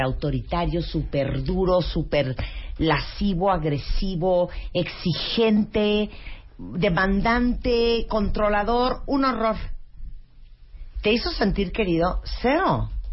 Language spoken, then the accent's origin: Spanish; Managua, Nicaragua; nací en el Hospital Bautista en Managua, Nicaragua